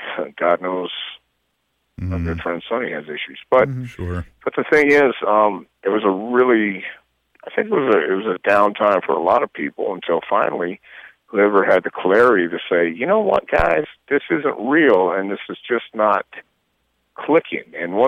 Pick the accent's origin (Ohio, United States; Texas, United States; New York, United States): Texas, United States; West; also born or lived in El Paso, Texas; I grew up in West Texas, born in West Texas.